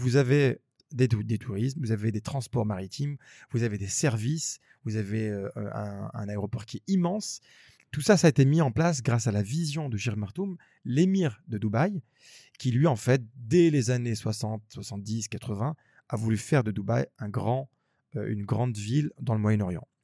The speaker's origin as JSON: {"language": "French", "town": "Grenoble", "region": "Auvergne-Rhône-Alpes", "country": "France", "moved": "as an adult", "lives_now": "Abu Dhabi, United Arab Emirates", "said": "on vient de Grenoble, c'est une petite ville."}